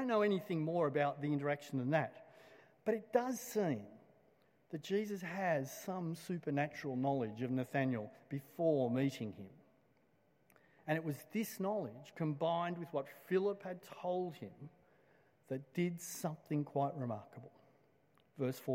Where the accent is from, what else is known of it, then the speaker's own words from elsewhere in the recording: Blacktown, New South Wales, Australia; I grew up in Blacktown, and just west of Blacktown is another suburb called Doonside